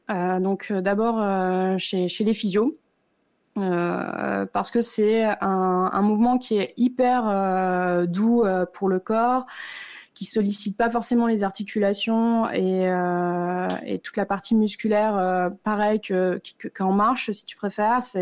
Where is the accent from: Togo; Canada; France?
France; northern France; moved away as an adult; now in Lausanne, Switzerland; euh, je suis originaire du nord de la France, mais je vis depuis maintenant 7 ans en Suisse à Lausanne. J'ai 34 ans